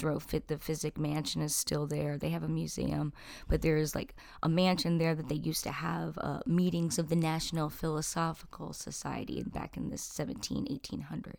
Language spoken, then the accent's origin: English; New Jersey, United States; now in Elkins Park, United States; I grew up in South Jersey. I live in Elkins Park